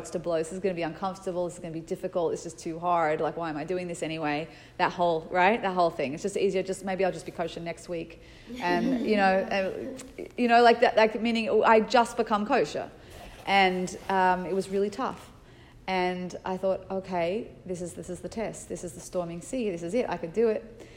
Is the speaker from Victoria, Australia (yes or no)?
no; Sydney, New South Wales, Australia; moved away; I was from Sydney, Australia